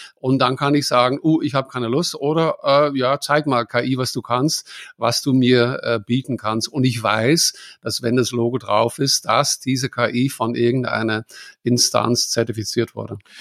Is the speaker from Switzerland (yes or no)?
no; Netherlands; now in Germany; ich bin Holländer